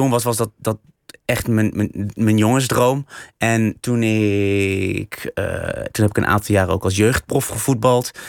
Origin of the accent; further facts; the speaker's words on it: Vught, North Brabant, Netherlands; maar waar ik ben opgegroeid is wel weer een hele grote, ja, ja, eigenlijk een, buurt waar heel veel Melukse gezinnen woonden. In Vught? In Vught, ja.